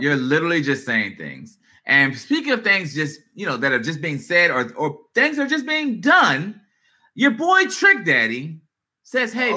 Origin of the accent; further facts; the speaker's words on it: Prince George's County, Maryland, United States; we're from, uh, you know, this area. Uh, I'm not going to speak on it, PG County area